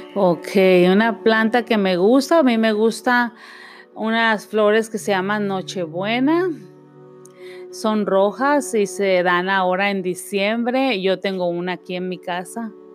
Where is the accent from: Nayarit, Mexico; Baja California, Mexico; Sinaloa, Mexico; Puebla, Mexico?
Nayarit, Mexico; moved away; yo nací en México, en el estado de Nayarit